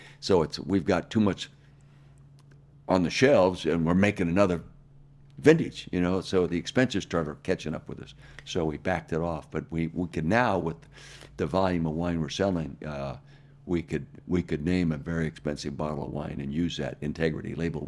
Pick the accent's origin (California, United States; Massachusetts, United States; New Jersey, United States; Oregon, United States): California, United States; Calistoga; I had no rules when I grew up in Calistoga.